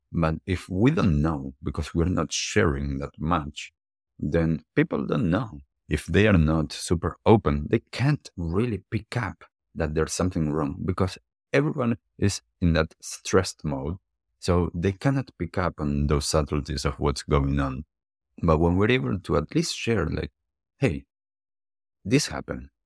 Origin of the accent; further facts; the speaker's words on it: Argentina; also born or lived in United States / New York / Miami / California; now in New Zealand; from when I grew up in Argentina, as I lived in different places around the world, and now in New Zealand